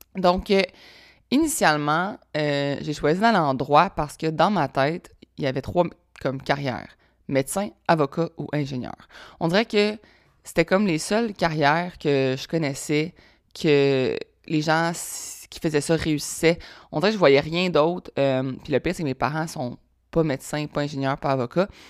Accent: Laval, Quebec, Canada; also born or lived in Sherbrooke; je viens de Laval. Laval, euh, Laval proche de Montréal

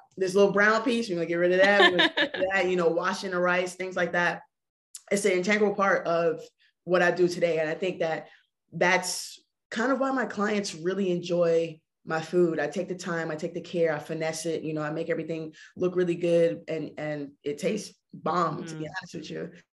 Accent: Barbados; moved away; growing up in Barbados for me, you know, food was fresh

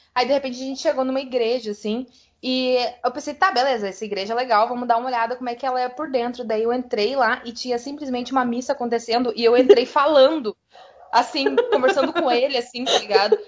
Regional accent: South Region, Brazil; aqui no sul a gente vive

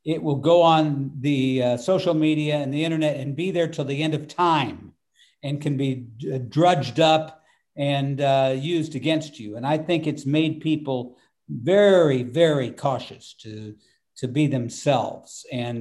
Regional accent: Wichita, Kansas, United States; the Boeing company had 30,000 employees in Wichita

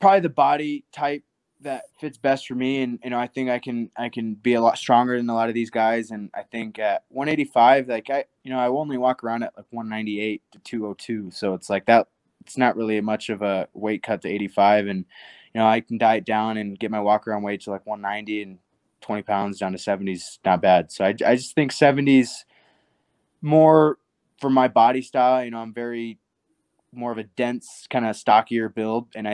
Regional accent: Nebraska, United States; I'm from Nebraska.

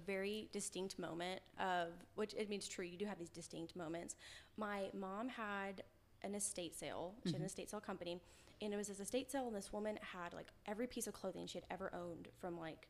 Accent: Kerrville, Texas, United States; I was born and bred Kerrville, Texas.

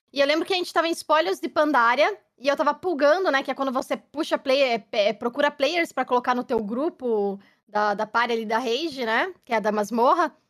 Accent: Curitiba, Paraná, Brazil; moved away as an adult; also born or lived in São Paulo; now in London, United Kingdom; sou curitibana

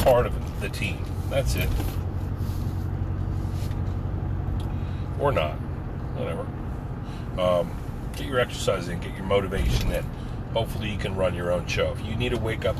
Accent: United States; as an American Marine

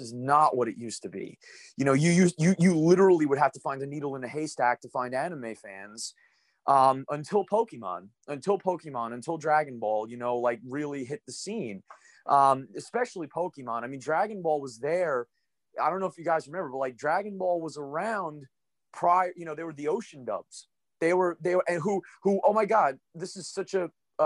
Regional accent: United States; being American

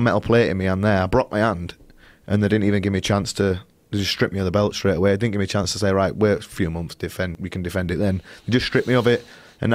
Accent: Leeds, Yorkshire and the Humber, United Kingdom; I'm from Leeds, which is up north.

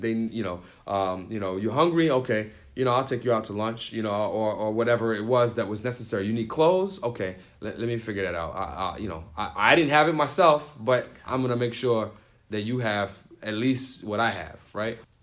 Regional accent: New York City, New York, United States; moved away as an adult; now in Syracuse, United States; I grew up in the Bronx and I grew up poor

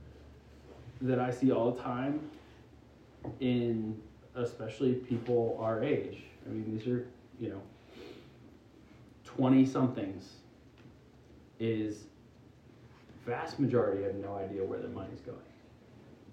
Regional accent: Pennsylvania, United States; moved away; I'm from Pennsylvania originally. And I grew up distinctly middle class.

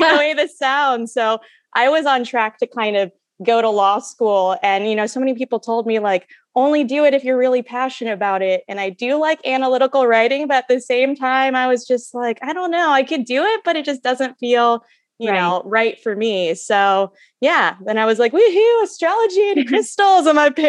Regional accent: Kentucky, United States; I'm from Kentucky.

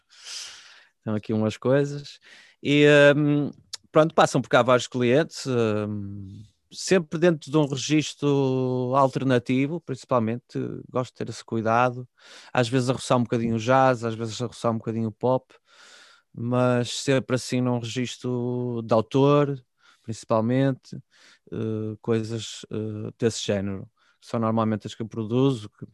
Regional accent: Guimarães, Norte, Portugal

